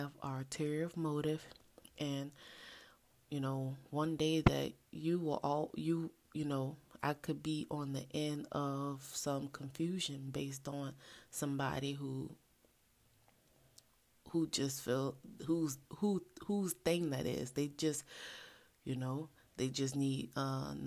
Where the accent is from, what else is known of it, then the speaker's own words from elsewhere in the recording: New Orleans, Louisiana, United States; I am from the ultimate culinary experience type of place, New Orleans